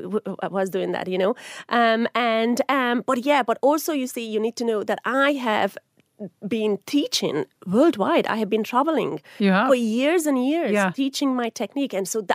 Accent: Hungary; moved away as an adult; now in Ireland; Now, I'm originally from Hungary, but I have been here for 24 years. So I have spent more time here than I spent in Hungary. So Ireland is my absolute home.

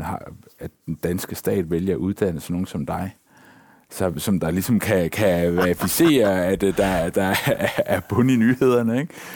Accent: Denmark

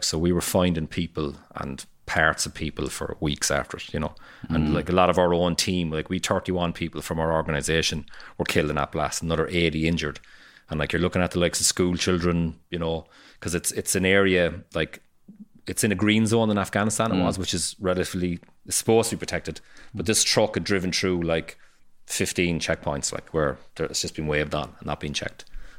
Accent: Ireland; We just kind of slide in, the paddies just slide in, see what's going on

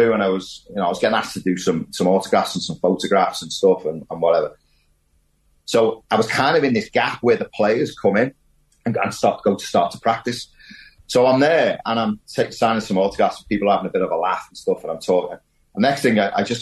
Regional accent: the Wirral, North West England, United Kingdom; I'm from the Wirral. You know, I was born there

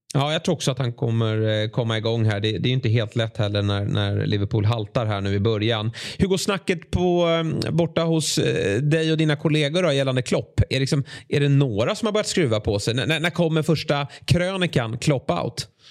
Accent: Sweden; som svensk

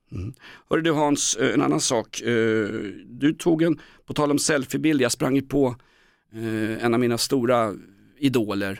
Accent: Aspudden, Stockholm County, Sweden; Jag är från Aspudden

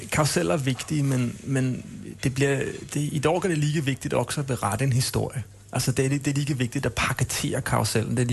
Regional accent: Denmark; Swedish is a second language; jag, jag, jag är dansk, jag är en gnällig dansk, så är det bara.

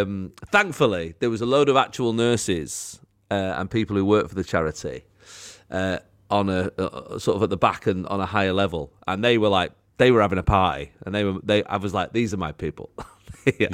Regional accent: Manchester, North West England, United Kingdom; I sort of lived in an odd area, so I was like Wally Range, Moss Side, Cholton

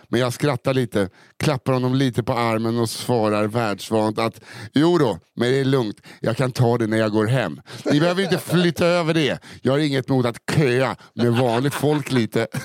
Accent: Norrland, Sweden; Eftersom att jag är uppvuxen i Norrlands inland

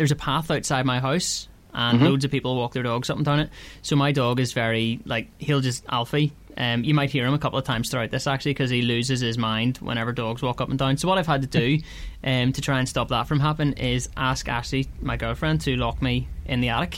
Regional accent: Ards, Northern Ireland, United Kingdom; I'm from Ards.

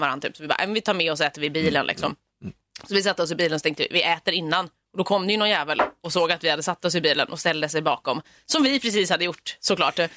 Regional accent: Stockholm, Stockholm County, Sweden; jag är stockholmare

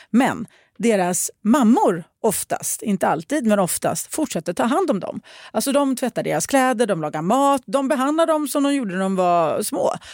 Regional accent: Sweden; som svensk sticker det här i ögonen och känns konstigt. Som finsk gjorde det också och det höll inte

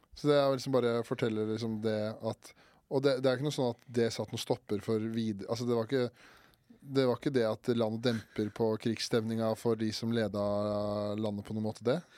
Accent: Årnes, Akershus, Norway; Hjemstedet mitt er, eh, det er akkurat ikke en by, det

